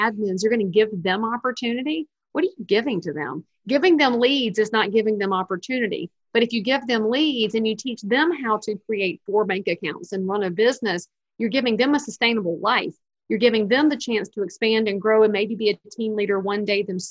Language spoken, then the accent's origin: English; the South, United States; I'm a Southerner